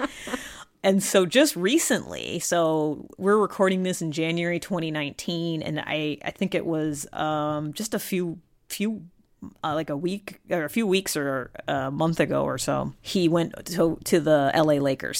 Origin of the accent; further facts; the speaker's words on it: Cleveland, Ohio, United States; I am from Cleveland, born and raised